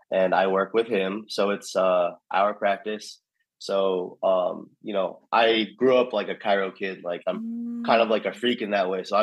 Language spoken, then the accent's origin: English; New York, United States; born there; so I was born in New York, my dad was born in New York